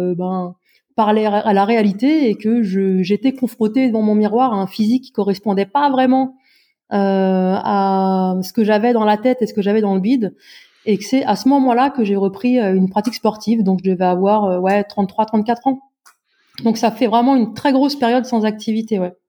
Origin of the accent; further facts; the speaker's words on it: Brittany, France; J'habite dans la région la plus ensoleillée euh, de France et la plus exotique puisque je viens de Bretagne.